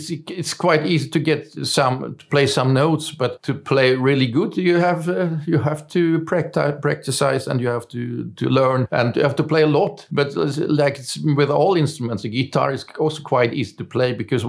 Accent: Germany; English is a second language; moved away as an adult; now in Sweden; I was born in Germany, but I came to Sweden in 1988.

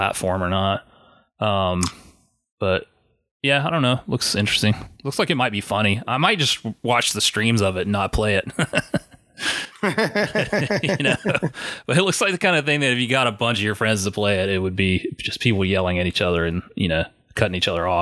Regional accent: South Carolina, United States; I'm from South Carolina, but very close to Georgia

